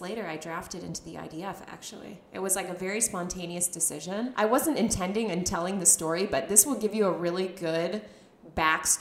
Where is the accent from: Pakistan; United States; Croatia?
United States; moved away as an adult; also born or lived in Israel; as an American, especially as an American girl